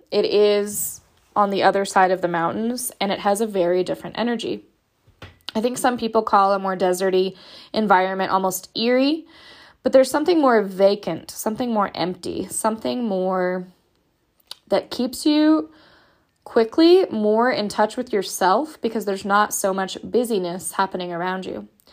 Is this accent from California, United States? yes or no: yes; Southern California, United States; moved away as an adult; also born or lived in Portland, Oregon / Pacific Northwest / Washington / Idaho; I am from Southern California